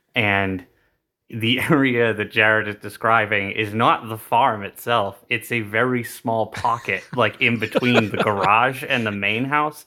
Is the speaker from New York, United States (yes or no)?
no; New Bedford, Massachusetts, United States; accent: older New England accent; we grew up in New Bedford, Massachusetts